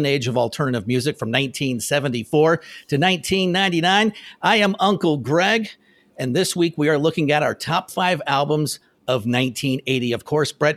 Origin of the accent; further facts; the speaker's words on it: Phoenix, Arizona, United States; growing up in Phoenix